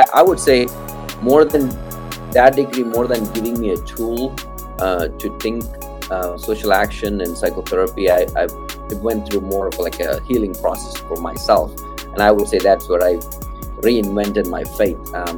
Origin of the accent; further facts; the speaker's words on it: Kerala, India; also born or lived in Tamil Nadu; I'm originally from India, specifically the South Indian state called Kerala, which is down the tip.